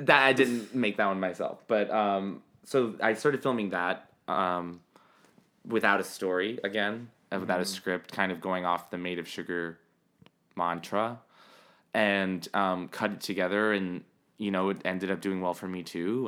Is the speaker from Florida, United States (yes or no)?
yes; Miami, Florida, United States; moved away as an adult; also born or lived in New York; I'm from Miami. I moved to New York for college